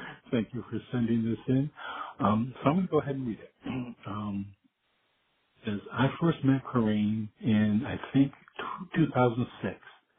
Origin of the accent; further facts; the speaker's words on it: Virginia, United States; accent: Southern; I'm from Virginia, and she was referring to my southern accent.